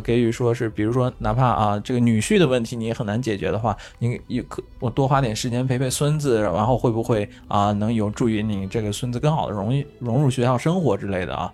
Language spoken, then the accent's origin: Chinese; Qinghai, China; now in Japan; 小时候我自己在青海的这个故事